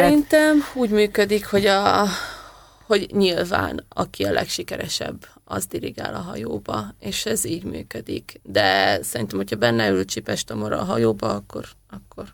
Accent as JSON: {"language": "Hungarian", "country": "Hungary", "tie": "born or raised there", "said": "édesanyámék a Kási vízitelepen éltek, aztán én igazából ott nőttem fel"}